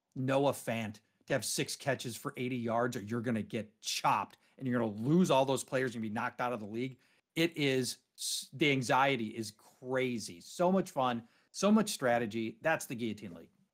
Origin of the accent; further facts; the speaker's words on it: Minneapolis, Minnesota, United States; my hometown, Minneapolis